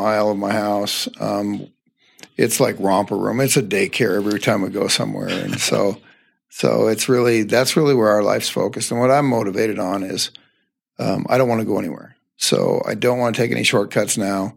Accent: Northern Colorado, United States; Your little office right here is 2 miles from where I grew up. I grew up just east of here on a farm and family farm

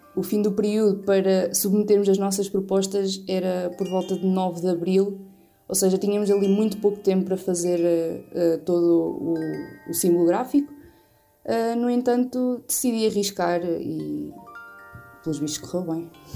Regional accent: Oliveira do Bairro, Aveiro District, Portugal; sou natural da Silveira, Oliveira do Bairro

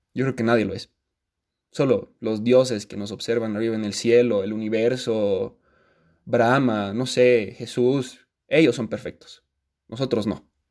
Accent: Bolivia; Como bolivianas y bolivianos

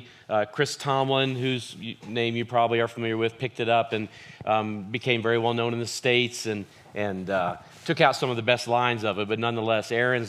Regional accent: Ireland; accent: Southern Irish; Southern Ireland is my accent.

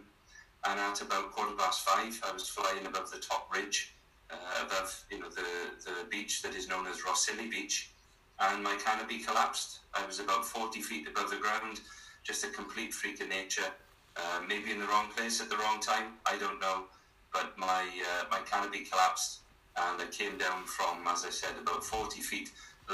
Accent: South Wales, United Kingdom; born and bred in South Wales.

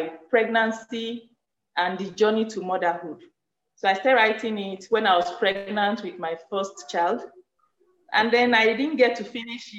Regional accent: Benue, Nigeria; also born or lived in Osun State; now in Zaria, Nigeria; I hail from Benue State.

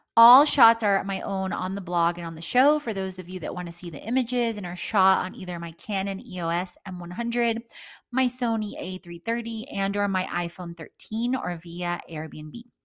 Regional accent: Houston, Texas, United States; moved away as an adult; also born or lived in Poland / Italy; now in Atlanta, United States; I've lived most of my life surrounded by the concrete jungle in Houston, Texas

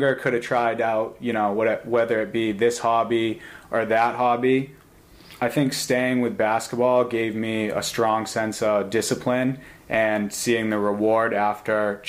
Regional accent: Concord, United States; growing up in the Salisbury Green apartment complex in Concord

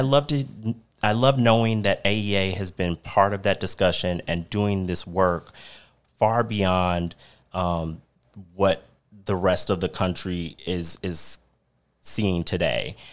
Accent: Missouri, United States; now in Arizona, United States; I'm originally from Missouri, and, you know, the topics affecting education in my home state

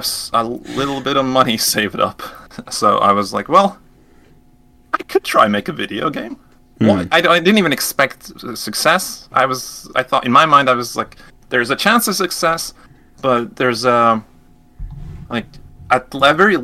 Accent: Latvia; I'm from Latvia, a little country, Eastern Europe. And we don't have like a big game industry here.

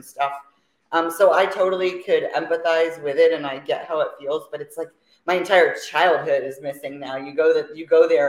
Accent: Fort Myers, Florida, United States; also born or lived in Orlando, Florida; now in Riverview, United States; Was born and raised in Florida, Fort Myers, Florida.

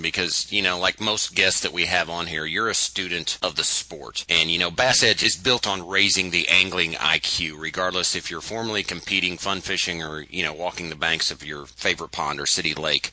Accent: Missouri, United States; I'm from Missouri and we have heat and humidity

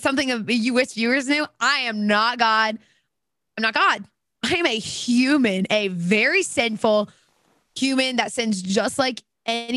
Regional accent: Alabama, United States; I'm from Alabama

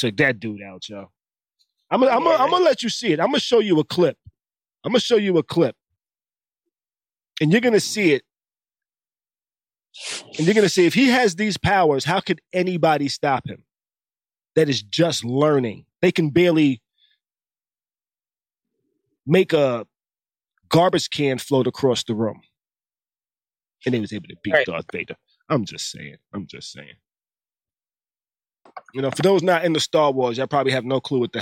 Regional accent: New York, United States; now in Tampa, United States; I grew up in New York. There's a million things to do in New York

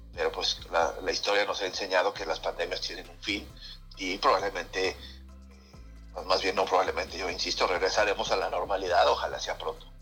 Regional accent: Mexico; nosotros como mexicano

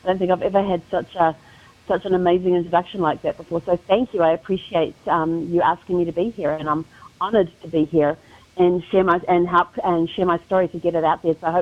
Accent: New Zealand; moved away as an adult; now in United States; people are wondering about the accent, I'm originally from New Zealand, born and raised.

